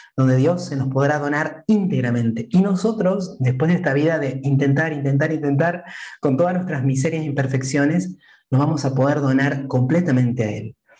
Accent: Entre Ríos, Argentina; yo soy argentino, como dijiste, soy de mm, la provincia de Entre Ríos, que está en el centro del país. Soy oriundo de un muy pequeño pueblo

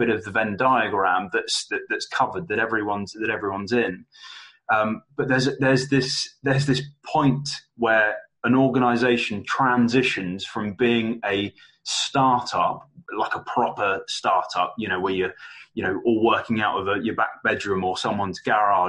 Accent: London, United Kingdom; now in Manchester, United Kingdom; I'm based in Manchester, but I'm originally from London

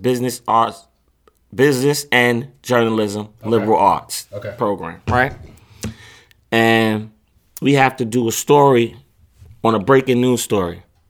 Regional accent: New York, United States; I'm from Queens.

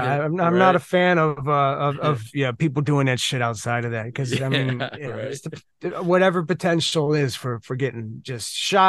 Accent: Crystal Lake, Illinois, United States; I grew up in Crystal Lake, Illinois.

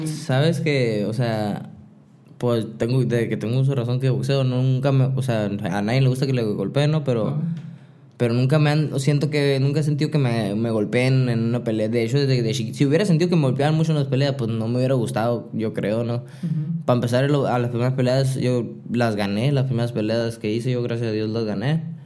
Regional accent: Hermosillo, Sonora, Mexico; also born or lived in Nogales / San Diego; yo nací aquí en Hermosillo

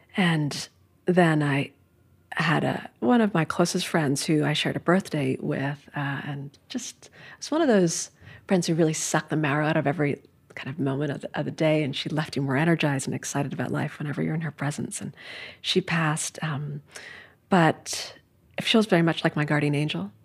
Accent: New York City, New York, United States; I grew up in Midtown Manhattan

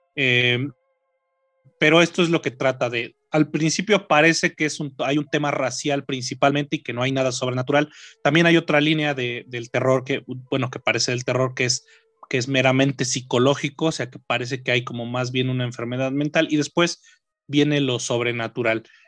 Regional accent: Mexico; para nosotros, como mexicanos, como latinoamericanos

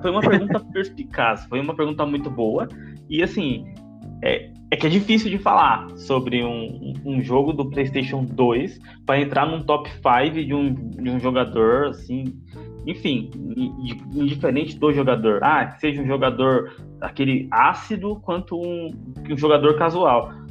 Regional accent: Brazil; É o que eu sinto como brasileiro

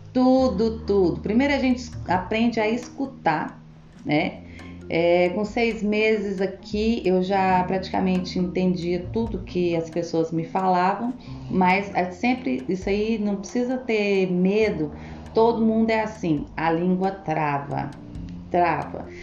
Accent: Goiânia, Goiás, Brazil; moved away as an adult; now in Belgium; eu sou de Goiânia

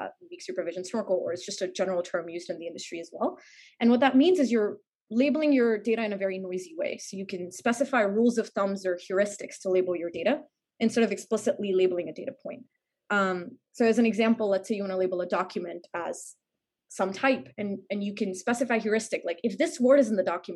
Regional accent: India; moved away as an adult; also born or lived in New York, United States; I'm originally from India. I was born and raised there.

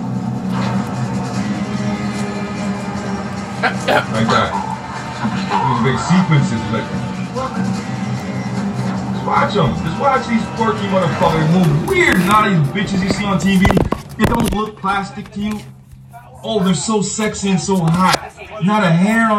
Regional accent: Jamaica; now in United States; I'm Jamaican

